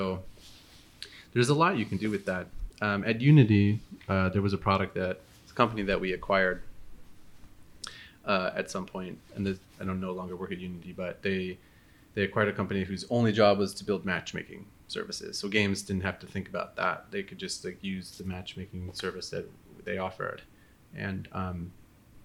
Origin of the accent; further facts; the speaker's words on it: Minnesota, United States; moved away as an adult; also born or lived in East Coast; now in San Francisco, United States; I was born in Minnesota and I was raised there until I was 18.